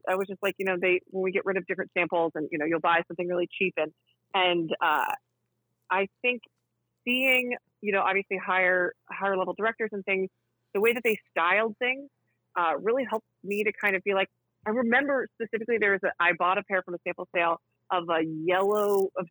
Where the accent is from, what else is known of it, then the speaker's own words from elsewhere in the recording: the South, United States; moved away; I grew up in the South